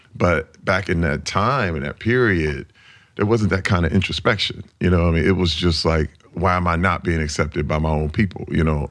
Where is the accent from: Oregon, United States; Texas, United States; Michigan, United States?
Michigan, United States; Flint; I grew up in Flint, Michigan in nineteen sixty-eight. That was when I was born